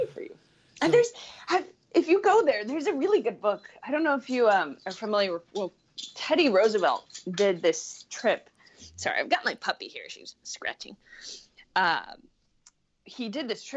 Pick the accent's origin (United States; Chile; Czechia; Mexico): Chile; I grew up in Chile, which is Latin America